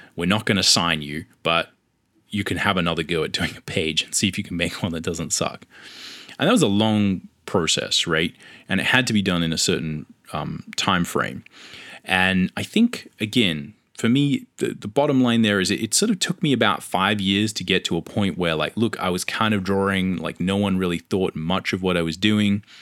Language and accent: English; Australia; accent: Australian; I lived in Australia, if you can tell from my accent